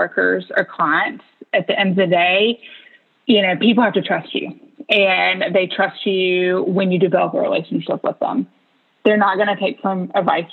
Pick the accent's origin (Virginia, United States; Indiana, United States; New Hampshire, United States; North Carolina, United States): North Carolina, United States; a rural town in; growing up in a rural town in North Carolina